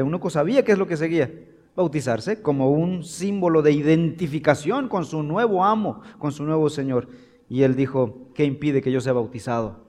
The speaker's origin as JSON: {"language": "Spanish", "country": "Mexico", "said": "en México tenemos una cultura y tenemos elementos que son parte de nuestra comunidad"}